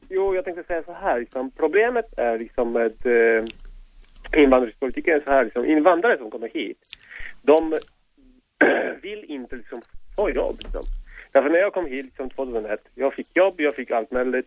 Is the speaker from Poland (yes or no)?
yes; Poland; Swedish is a second language; moved away as an adult; now in Sweden; Jag är invandrare. Jag kommer från Polen